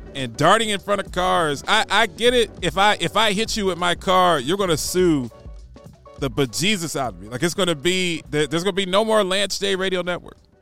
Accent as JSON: {"language": "English", "town": "Baltimore", "region": "Maryland", "country": "United States", "tie": "born or raised there", "moved": "yes", "lives_now": "Nashville, United States", "said": "I grew up in West Baltimore"}